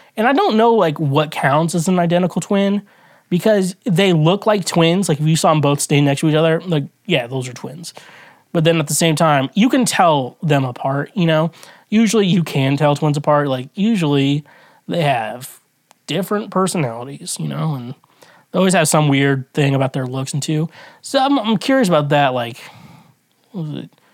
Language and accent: English; United States; as an American I grew up